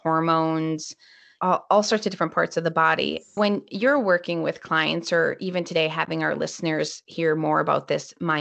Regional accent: Minnesota, United States; I'm from Minnesota, so it's usually kind of cold.

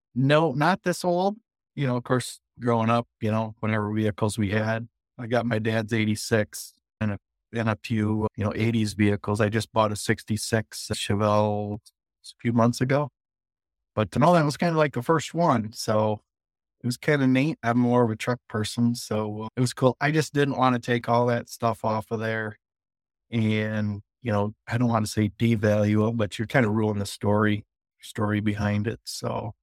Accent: Chesaning, Michigan, United States; I'm from Chestnut, Michigan.

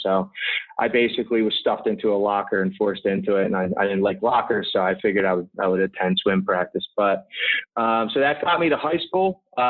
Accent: Philadelphia, Pennsylvania, United States; everybody will know where I'm from because my muggy accent pretty much comes out immediately. I grew up in basically the suburbs of Southwest Philadelphia or South Philadelphia. And pretty rough growing up

